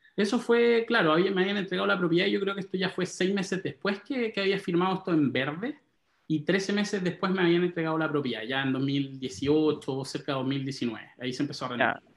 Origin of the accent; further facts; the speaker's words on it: Santiago, Santiago Metropolitan Region, Chile; Me crié en Santiago, en La Reina. Pasé toda mi adolescencia, mi niñez en La Reina